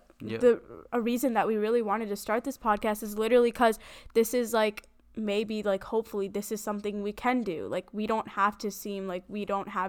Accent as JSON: {"language": "English", "region": "South India", "country": "India", "said": "I'm a girl, I'm South Indian."}